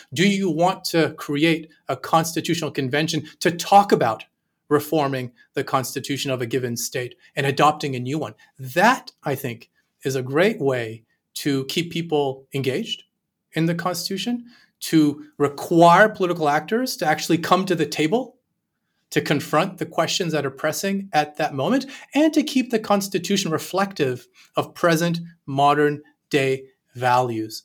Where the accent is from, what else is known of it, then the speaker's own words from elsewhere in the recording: Canada; I'm Canadian